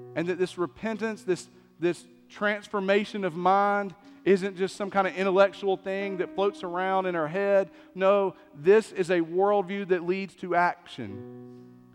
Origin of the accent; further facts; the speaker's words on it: East Tennessee, United States; I grew up in East Tennessee